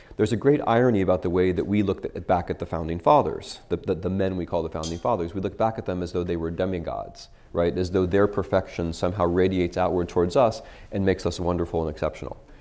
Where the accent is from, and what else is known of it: United States